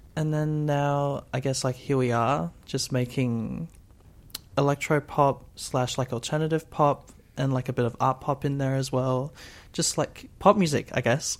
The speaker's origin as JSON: {"language": "English", "town": "Brisbane", "region": "Queensland", "country": "Australia", "said": "I'm from Brisbane"}